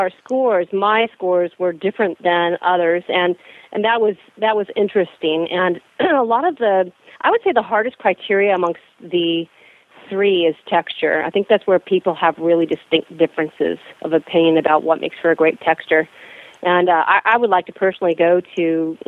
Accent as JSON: {"language": "English", "area": "San Francisco Bay Area", "region": "California", "country": "United States", "moved": "yes", "lives_now": "Toronto, Canada", "said": "I'm from the San Francisco Bay Area, and I live in Toronto"}